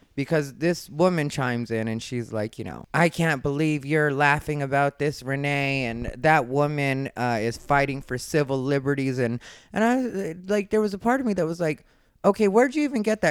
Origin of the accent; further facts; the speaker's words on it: Arizona, United States; I was raised in Arizona